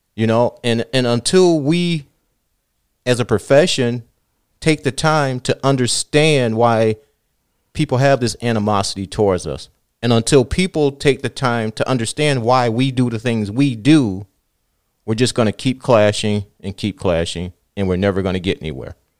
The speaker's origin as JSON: {"language": "English", "town": "Southfield", "region": "Michigan", "country": "United States", "tie": "born or raised there", "said": "I grew up in Southfield"}